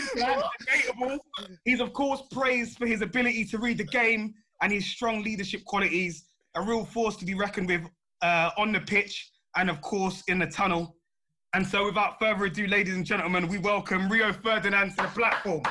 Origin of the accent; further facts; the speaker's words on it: London, United Kingdom; my fellow South Londoners